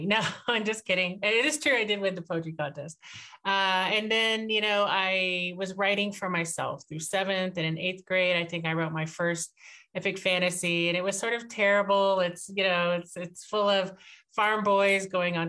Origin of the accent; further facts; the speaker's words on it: Fort Worth, Texas, United States; I grew up in Fort Worth, Texas